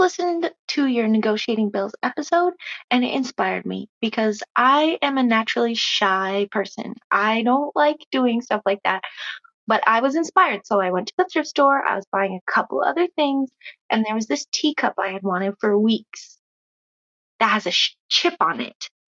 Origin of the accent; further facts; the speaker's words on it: Minnesota, United States; now in Oklahoma, United States; from Oklahoma via Minnesota